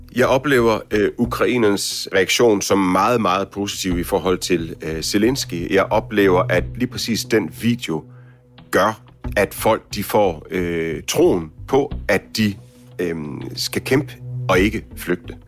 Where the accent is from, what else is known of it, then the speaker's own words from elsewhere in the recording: Denmark; hjemme i Danmark